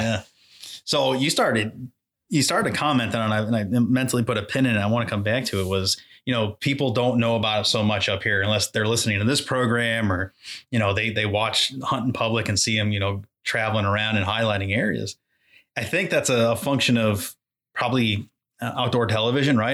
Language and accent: English; Exeter, New Hampshire, United States; I grew up in Exeter, New Hampshire